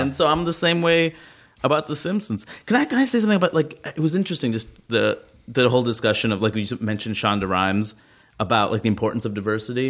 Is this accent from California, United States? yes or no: no; New York City, New York, United States; I grew up in Queens